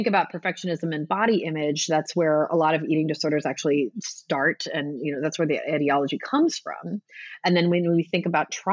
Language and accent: English; Southern California, United States; I'm from Southern California